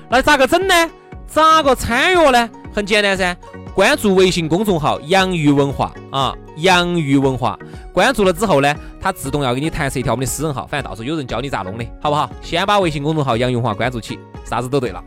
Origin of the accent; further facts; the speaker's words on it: Sichuan, China; 还是真的就只有我们四川人听得懂